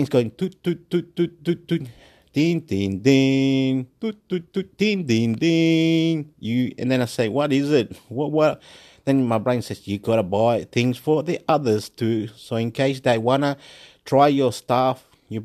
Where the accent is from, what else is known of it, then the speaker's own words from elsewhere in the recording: Chile; also born or lived in Illawarra, New South Wales, Australia; now in Wollongong, Australia; I'm from Chile